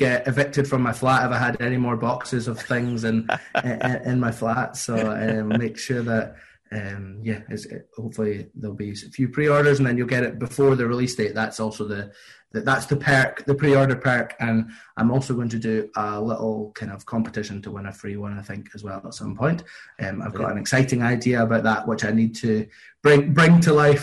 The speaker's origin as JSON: {"language": "English", "town": "Linlithgow", "region": "Scotland", "country": "United Kingdom", "tie": "born or raised there", "said": "in Linlithgow in my hometown"}